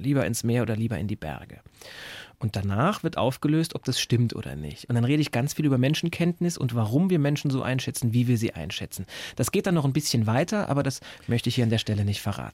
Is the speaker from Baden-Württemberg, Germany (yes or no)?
no; Saarbrücken, Saarland, Germany; moved away; ich komme ja ursprünglich aus Saarbrücken